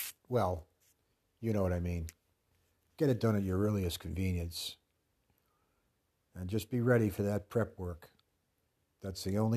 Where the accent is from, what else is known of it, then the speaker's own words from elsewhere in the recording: Pawtucket, Rhode Island, United States; growing up in Woodlawn